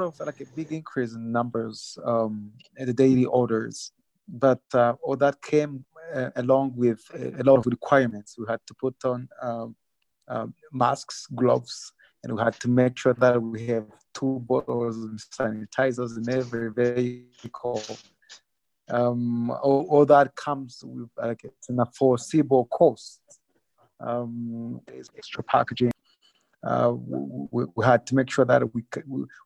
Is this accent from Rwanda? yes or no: yes; Rwanda; I'm from Rwanda.